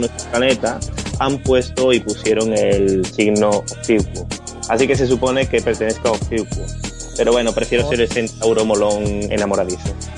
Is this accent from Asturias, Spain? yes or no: no; Seville, Andalusia, Spain; soy de Sevilla